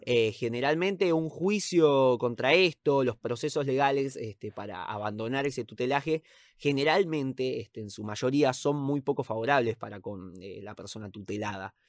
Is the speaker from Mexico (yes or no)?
no; Argentina; somos argentinos